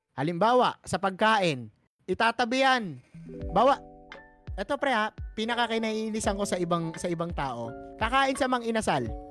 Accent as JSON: {"language": "Tagalog", "country": "Philippines", "said": "ako isang proud Pinoy"}